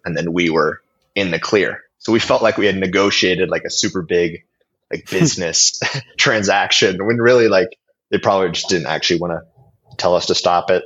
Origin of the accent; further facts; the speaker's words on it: Billings, Montana, United States; moved away as an adult; now in Warsaw, Poland; I'm an American entrepreneur. I'm originally coming from Billings, Montana, way out west.